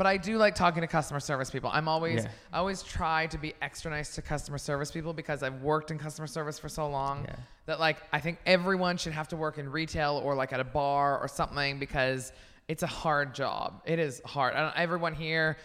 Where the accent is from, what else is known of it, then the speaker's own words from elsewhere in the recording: Canada; moved away; I'm Canadian